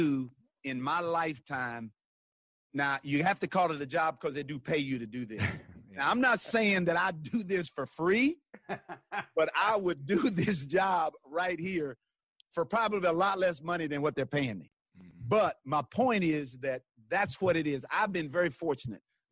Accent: Tennessee, United States; also born or lived in Kansas City; I'm from Tennessee

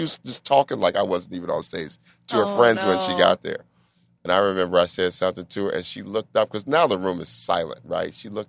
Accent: Denver, Colorado, United States; moved away as an adult; also born or lived in New York; I'm from Denver.

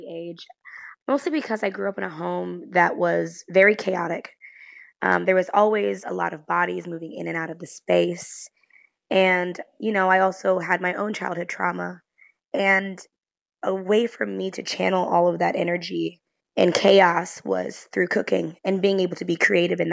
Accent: Chicago, Illinois, United States; I grew up in Beverly during a time, Beverly, Chicago, when it was predominantly white.

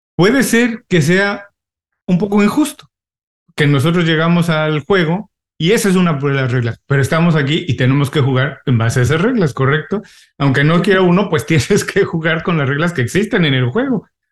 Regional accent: Mexico; moved away as an adult; also born or lived in California / Mexico City; now in Miami, United States; ahora tengo 18 años viviendo en Miami, los dos somos mexicanos

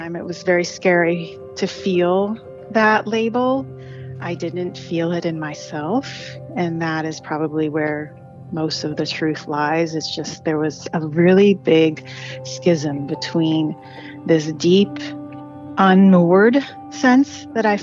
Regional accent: Wisconsin, United States; I grew up in Wisconsin in the mid-70s and 80s

